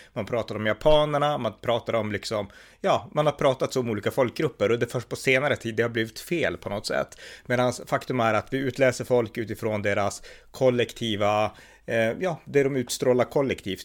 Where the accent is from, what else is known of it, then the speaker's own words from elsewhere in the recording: Sweden; jag är uppväxt i Sverige, jag har bott här hela mitt liv.